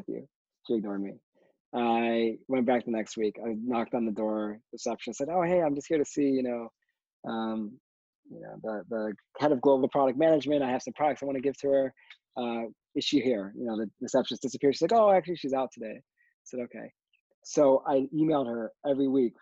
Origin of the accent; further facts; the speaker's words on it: Michigan, United States; I'm from Michigan